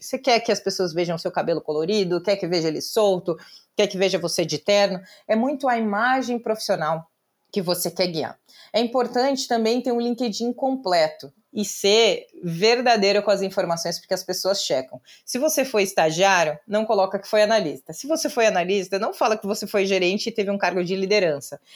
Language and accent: Portuguese; Pelotas, Rio Grande do Sul, Brazil; first language Portuguese; moved away as an adult; now in São Paulo, Brazil; eu sou uma advogada que veio do interior do Rio Grande do Sul, então nascida e criada em Pelotas